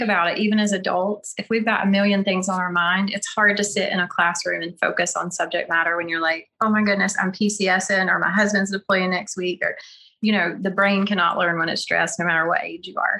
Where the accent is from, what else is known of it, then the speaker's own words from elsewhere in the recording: North Carolina, United States; accent: Southern; moved away as an adult; now in Oklahoma, United States; I'm from North Carolina